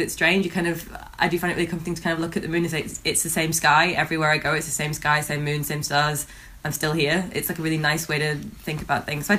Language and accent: English; England, United Kingdom; now in Melbourne, Australia; I'm originally from England and I've travelled a fair bit, ended up in Melbourne.